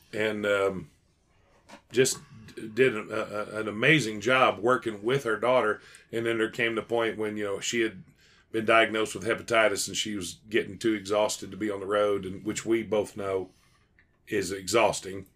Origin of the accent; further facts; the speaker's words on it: Nashville, Tennessee, United States; when I was a kid growing up in Nashville